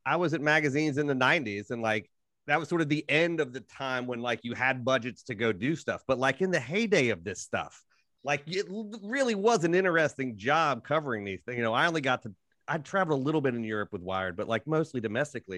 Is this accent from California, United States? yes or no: no; Ohio, United States; I'm from Ohio.